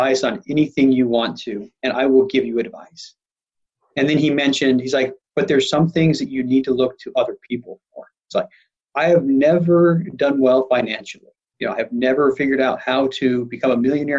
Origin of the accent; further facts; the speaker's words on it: Salt Lake City, Utah, United States; I grew up in Salt Lake City and I was not part of a wealthy family